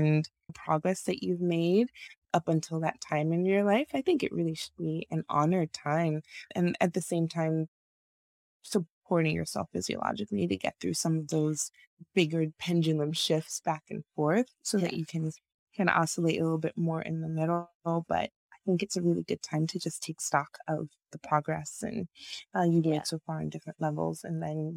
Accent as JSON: {"language": "English", "country": "Nigeria", "tie": "born or raised there", "moved": "yes", "said": "I am originally from Nigeria. I was born in Nigeria and grew up in Nigeria for most of my teenage years"}